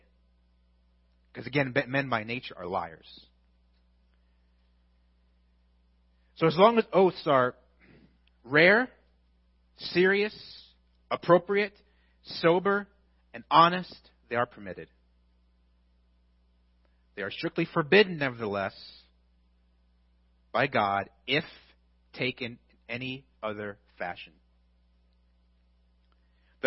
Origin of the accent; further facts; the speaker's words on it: United States; as American Christians